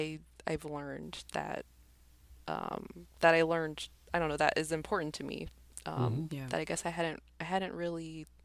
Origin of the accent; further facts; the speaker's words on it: Arizona, United States; there's three girls that I grew up with here in Arizona